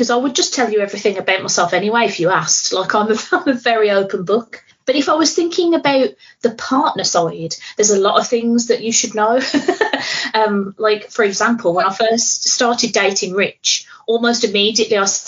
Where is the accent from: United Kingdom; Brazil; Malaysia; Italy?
United Kingdom; Birmingham, West Midlands; I'm here from Birmingham